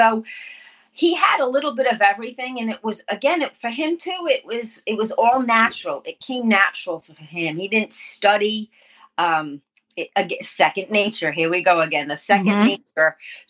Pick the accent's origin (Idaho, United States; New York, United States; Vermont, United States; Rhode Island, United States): Rhode Island, United States; moved away as an adult; now in Tennessee, United States; I am originally from Rhode Island.